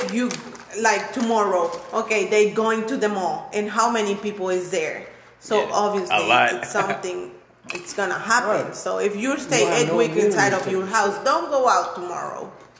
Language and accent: English; Orange, Texas, United States; my hometown is like a orange city.